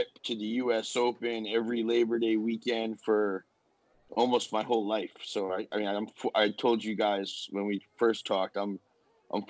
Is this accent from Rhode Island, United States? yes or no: yes; Rhode Island, United States; we grew up in Rhode Island